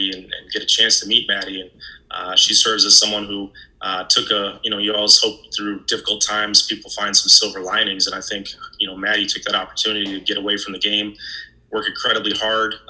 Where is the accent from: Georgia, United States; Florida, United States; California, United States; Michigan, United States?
Michigan, United States; Ann Arbor; I actually grew up in Ann Arbor